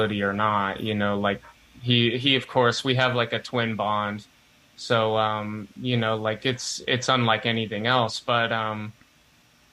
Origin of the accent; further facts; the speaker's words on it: Indiana, United States; I am from Indiana. I currently live in Bloomington, Indiana